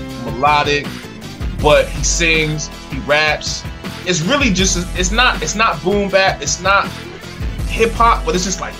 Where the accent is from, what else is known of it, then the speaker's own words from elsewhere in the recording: New Jersey, United States; I grew up in South Jersey, man.